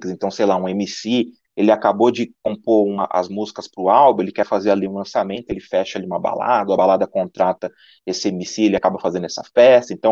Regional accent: São Paulo, Brazil; O Ícaro e eu somos daqui de São Paulo

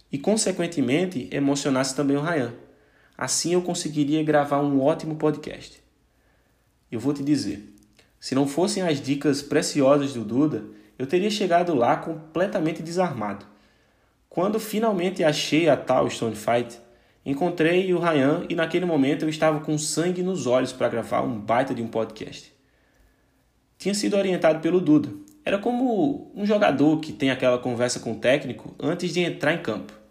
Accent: Paraíba, Brazil; now in Portugal; eu saí da Paraíba, cheguei em Portugal com 30 euros, fui para a Copa e blá blá blá.

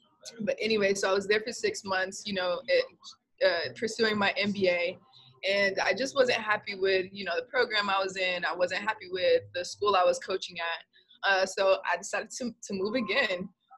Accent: Gainesville, Georgia, United States; moved away as an adult; I moved back to my hometown

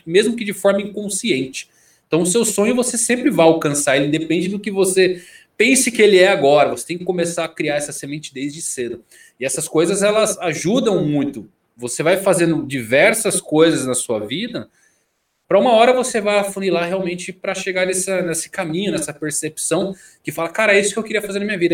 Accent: São Bernardo do Campo, São Paulo, Brazil; sou do ABC, de São Bernardo do Campo

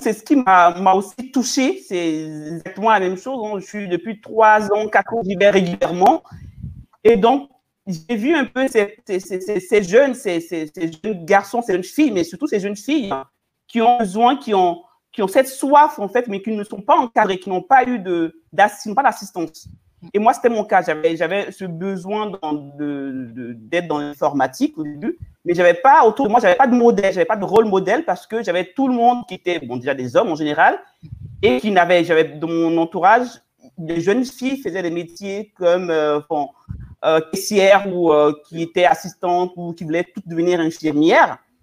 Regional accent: Côte d’Ivoire; je viens de la Côte d'Ivoire, de ma, de, ma culture, de, mon, de ma région, nous sommes les femmes gourous de Doumé

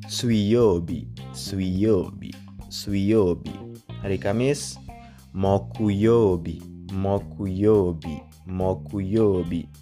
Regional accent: Indonesia; Saya bukan orang Cina. Saya orang Indonesia.

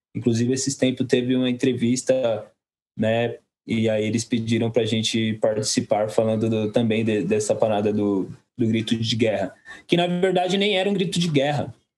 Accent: Guarulhos, São Paulo, Brazil; Sou, nós somos do Soberana, São João, Pimentas é outro lado da Dutra

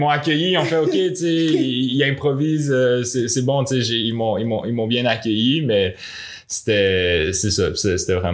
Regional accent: Montpellier, Occitania, France; j'ai grandi, à Montpellier.

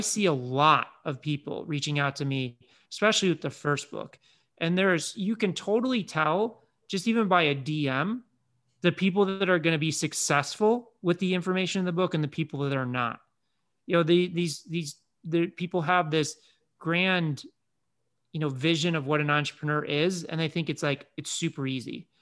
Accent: Chicago, Illinois, United States; grew up in Chicago

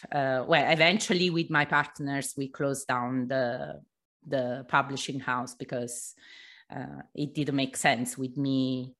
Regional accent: Italy; also born or lived in England / Mexico / Portugal / Greece; now in London, United Kingdom; I moved to London, then to Mexico, then to Portugal, then Greece, and then back to London. I'm originally from Italy anyway.

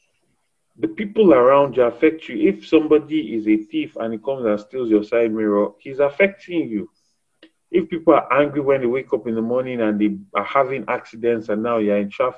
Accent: Lagos, Nigeria; I'm from Lagos State

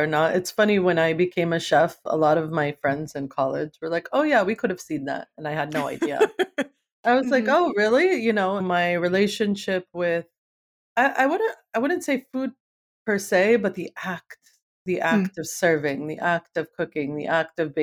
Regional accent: East Coast, United States; moved away as an adult; now in Oakland, United States; growing up in the East Coast

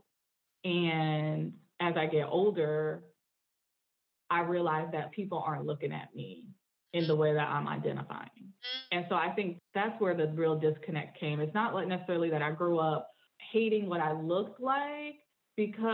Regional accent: Northeast, United States; accent: Southern kind of Black kind of twang; also have a little bit of a Southern kind of Black kind of twang going on, even though I'm from the Northeast.

